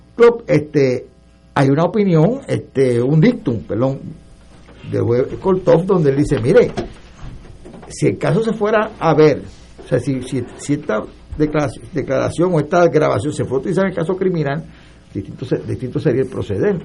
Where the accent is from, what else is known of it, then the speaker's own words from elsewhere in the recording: San Juan, Puerto Rico; also born or lived in Arecibo, Puerto Rico; yo nací, o sea, yo me crié por San Juan